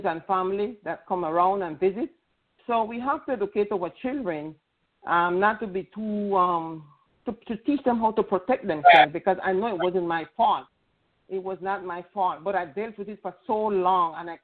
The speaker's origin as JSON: {"language": "English", "country": "Panama", "said": "I come from an Hispanic culture. I'm from Panama"}